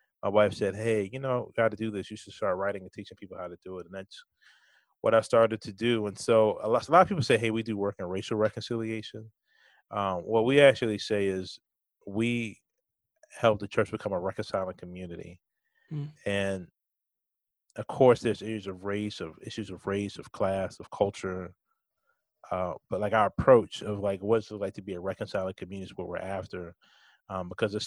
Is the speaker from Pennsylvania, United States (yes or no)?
no; Richmond, Virginia, United States; I'm from Richmond, Virginia.